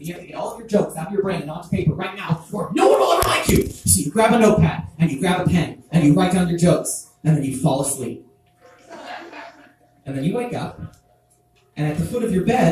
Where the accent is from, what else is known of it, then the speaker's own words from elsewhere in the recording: Texas, United States; I grew up in Texas